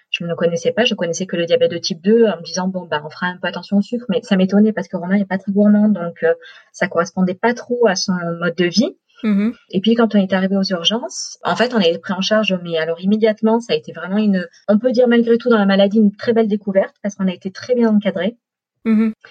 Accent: Marseille, Provence-Alpes-Côte d'Azur, France; moved away as an adult; also born or lived in Brittany; now in Orange, France; Moi, je suis marseillaise et puis on a voulu partir de Marseille. On a fait trois ans en Bretagne, là où Romain est né. Mais le soleil du sud euh, nous manquait, enfin me manquait surtout à moi. Donc on a à une mutation et on a atterri à Orange.

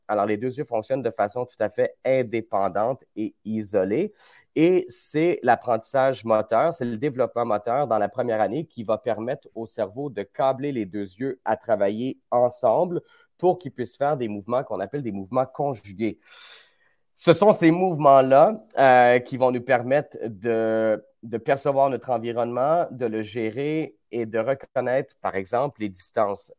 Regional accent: Quebec, Canada; par chez nous au Québec

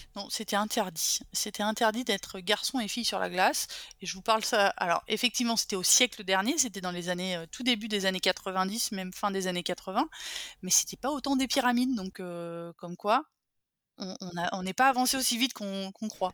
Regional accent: a small village near Bourgueil, Touraine, Centre-Val de Loire, France; élevée par une mère et une grand-mère, euh, un schéma matriarcal, au milieu de la ruralité française, dans un petit village qui s'appelle Benet, à côté de Bourgueil, au milieu des vignobles tourangeaux

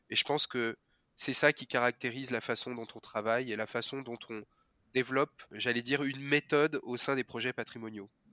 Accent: Saône-et-Loire, Bourgogne-Franche-Comté, France; moved away; je suis originaire de Bourgogne-Franche-Comté, la Saône-et-Loire

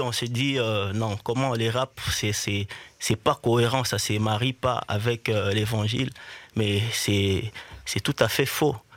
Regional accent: Bukavu, South Kivu, DR Congo; je suis né à Bukavu, qui est mhm. un peu le, toujours dans l'Est

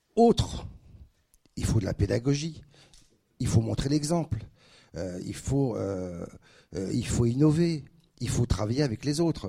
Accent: Paris, Île-de-France, France; moved away as an adult; also born or lived in Aix-en-Provence / Dijon; now in Reims, France; je suis parisien du 5e arrondissement. J'étais au lycée Rodin à la Mouffetard

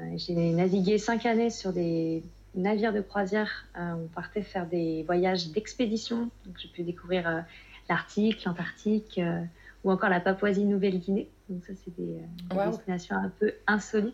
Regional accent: Nantes, Pays de la Loire, France; also born or lived in Spain; je suis nantaise

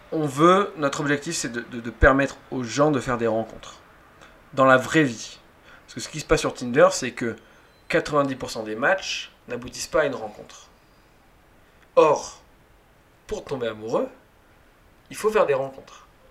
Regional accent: Toulouse, Occitania, France; moved away as an adult; now in Paris, France; je viens de Toulouse, moi je suis né à Toulouse. Très rapidement j'ai voulu quitter Toulouse

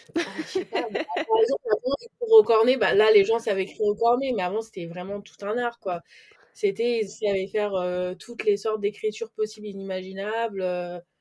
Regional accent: Paris, Île-de-France, France; moved away; je suis parisienne, je suis née à Paris et j'ai toujours vécu là-bas.

